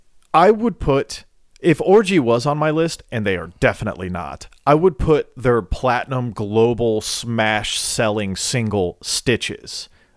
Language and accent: English; Nashville, Tennessee, United States; I am from Tennessee. I am from Nashville, right. Tennessee. I am from the birthplace of bullshit bubblegum country